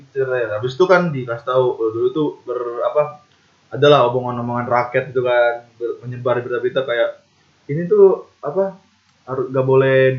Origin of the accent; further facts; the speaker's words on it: Klaten, Central Java, Indonesia; Di daerahku dulu, Hah? di di Klaten ya. Iya. Masih ada yang pakai daun eh daun lagi